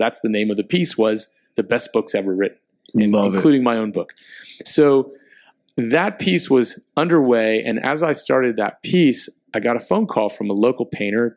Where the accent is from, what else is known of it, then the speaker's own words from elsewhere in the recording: Miami, Florida, United States; moved away as an adult; being back in Miami, my hometown